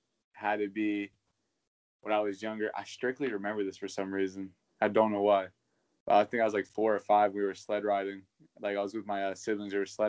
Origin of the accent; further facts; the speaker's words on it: Zanesville, Ohio, United States; I was born in Zanesville, Ohio.